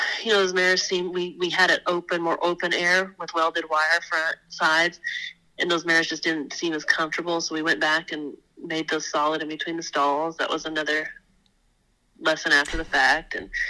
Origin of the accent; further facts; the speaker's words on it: Wyoming, United States; because I came from Wyoming, we're gonna change out our tanks after last winter's little snowmageddon to the rubber tire tanks that my dad's always used on the ranch up there in Wyoming.